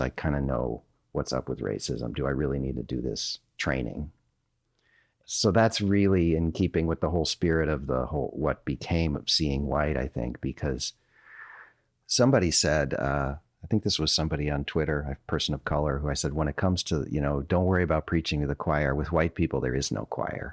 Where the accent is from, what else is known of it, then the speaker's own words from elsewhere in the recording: Minnesota, United States; moved away as an adult; now in North Carolina, United States; I'm from Minnesota